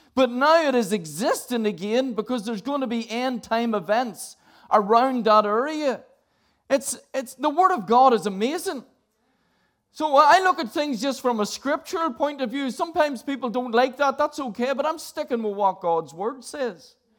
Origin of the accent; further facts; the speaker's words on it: Northern Ireland, United Kingdom; I grew up in Northern Ireland